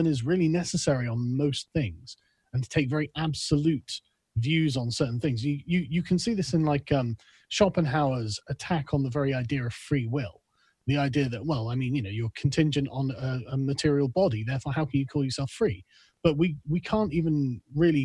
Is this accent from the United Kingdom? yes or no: yes; England, United Kingdom; also born or lived in Germany; as an Englishman, it's just not like we have in England